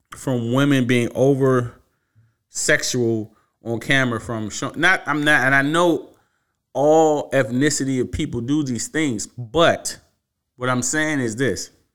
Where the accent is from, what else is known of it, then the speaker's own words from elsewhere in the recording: Washington, District of Columbia, United States; born and raised in Washington, D C